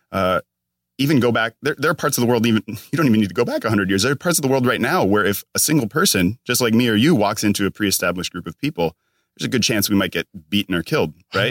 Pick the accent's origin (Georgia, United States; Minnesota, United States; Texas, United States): Minnesota, United States; moved away as an adult; now in California, United States; I'm all the way from Minnesota